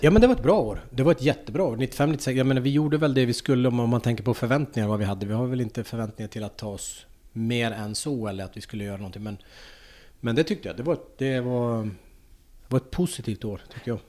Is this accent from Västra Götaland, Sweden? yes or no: no; Pajala, Norrbotten County, Sweden; Jag kommer ju från Pajala. Så att jag höll ju på i Pajala med... Det var min pappa som startade upp hockeyn i Pajala.